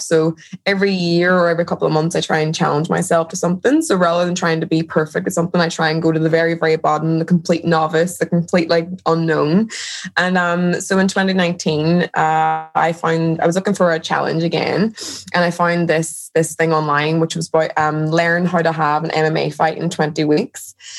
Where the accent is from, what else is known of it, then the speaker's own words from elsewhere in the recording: Derry, Northern Ireland, United Kingdom; moved away; I'm originally from Derry in Ireland